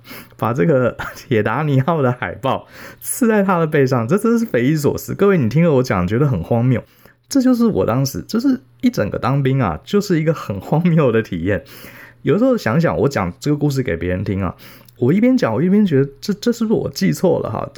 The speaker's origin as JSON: {"language": "Chinese", "town": "Taipei", "country": "Taiwan", "tie": "born or raised there", "said": "从小在台北市长大，从小就是读书考试"}